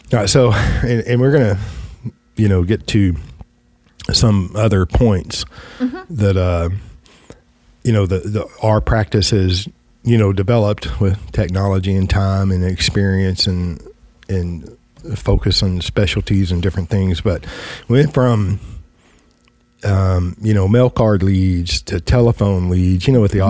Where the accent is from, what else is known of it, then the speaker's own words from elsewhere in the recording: West Texas, United States; I come from West Texas